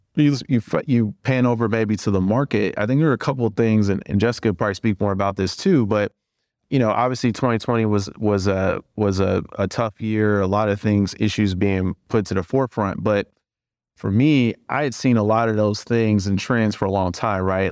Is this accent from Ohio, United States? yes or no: yes; Cleveland, Ohio, United States; moved away as an adult; also born or lived in Indiana; now in Chicago, United States; I'm from Cleveland.